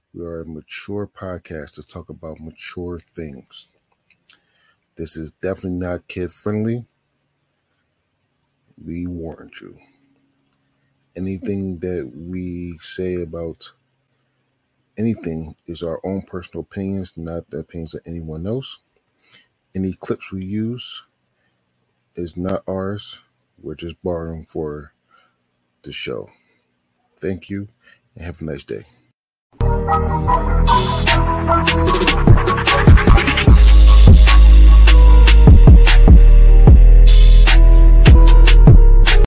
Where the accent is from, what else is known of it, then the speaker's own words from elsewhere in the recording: Philadelphia, Pennsylvania, United States; we're both from Philly